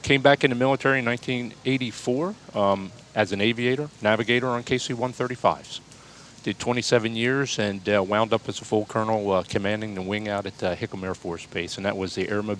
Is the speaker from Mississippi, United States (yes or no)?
no; Wilmington, Delaware, United States; was born in Wilmington, Delaware.